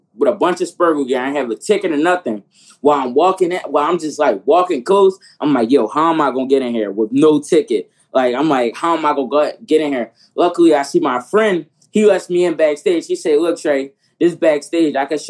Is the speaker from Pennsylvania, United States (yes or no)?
yes; Philadelphia, Pennsylvania, United States; I'm from Philadelphia